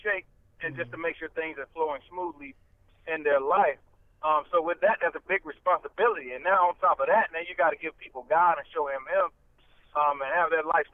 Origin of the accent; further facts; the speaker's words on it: the South, United States; I'm from the South. I'm Southern